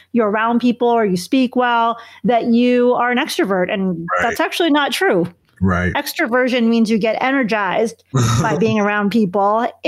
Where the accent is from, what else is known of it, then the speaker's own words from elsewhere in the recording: Chicago, Illinois, United States; I grew up in Chicago, so I'm a Bulls fan.